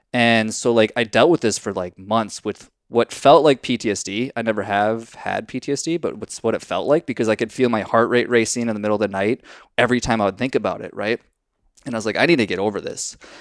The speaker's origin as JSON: {"language": "English", "region": "Minnesota", "country": "United States", "said": "I'm from Minnesota"}